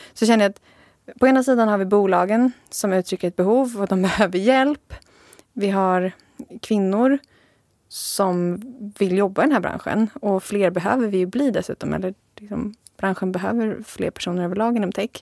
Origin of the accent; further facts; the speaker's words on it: Sigtuna, Stockholm County, Sweden; moved away; also born or lived in Jönköping; Jag är från början från Sigtuna